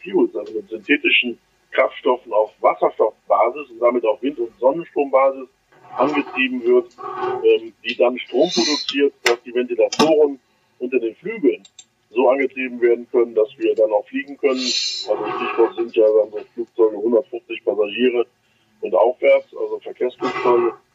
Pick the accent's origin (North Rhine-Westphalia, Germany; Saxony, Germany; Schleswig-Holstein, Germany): North Rhine-Westphalia, Germany; Düsseldorf; an meine Heimat denkt, Düsseldorf